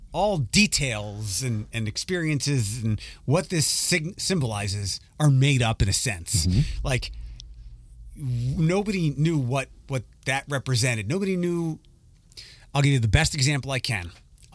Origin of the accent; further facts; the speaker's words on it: Philadelphia, Pennsylvania, United States; I'm from Philadelphia, you think?